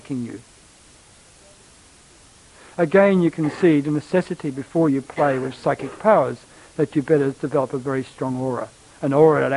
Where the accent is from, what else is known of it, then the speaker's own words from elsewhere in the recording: Australia; I'm from Australia, and we in Australia quite well know of the Aboriginals